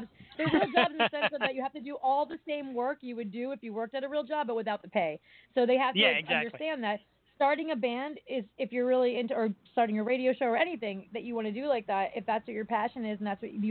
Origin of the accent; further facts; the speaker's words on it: East Coast, United States; I come from the East Coast